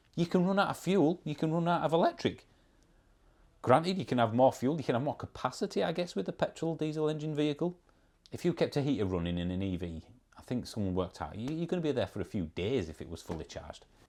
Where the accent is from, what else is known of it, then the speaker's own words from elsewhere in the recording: Yorkshire and the Humber, United Kingdom; accent: Yorkshire; I'm not Scottish. I'm English. I'm from Yorkshire, which is in the northern part of England.